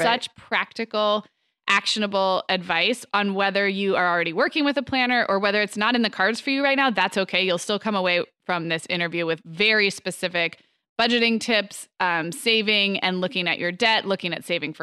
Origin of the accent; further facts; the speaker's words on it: Santa Barbara, California, United States; also born or lived in Arizona; now in Orange County, United States; my hometown of Santa Barbara